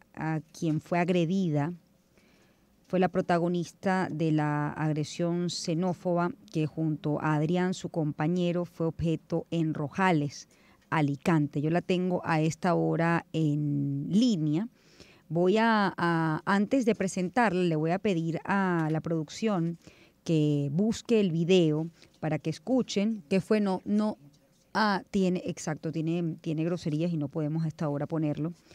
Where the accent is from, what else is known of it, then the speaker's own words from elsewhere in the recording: Venezuela; yo soy venezolana, criollita